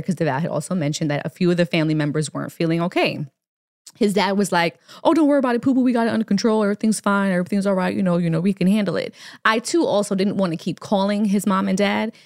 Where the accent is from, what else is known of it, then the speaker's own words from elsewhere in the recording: Jamaica; moved away; Jamaica is our favorite place to, to visit. It's where I'm from. We're both dual citizens